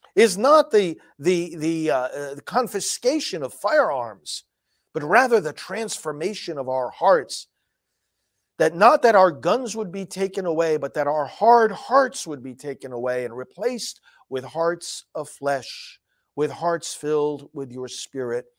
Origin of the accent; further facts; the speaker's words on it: New York, United States; now in Florida, United States; New York, my home state